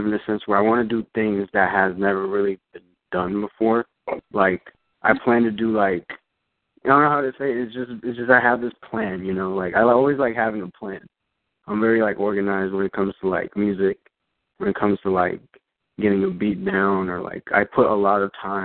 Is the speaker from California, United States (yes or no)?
yes; Orange County, California, United States; I'm from Orange County, California